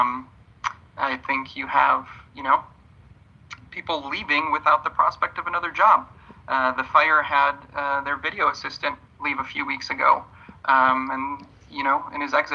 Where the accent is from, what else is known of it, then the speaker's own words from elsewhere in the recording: Poland; moved away; I'm from Poland originally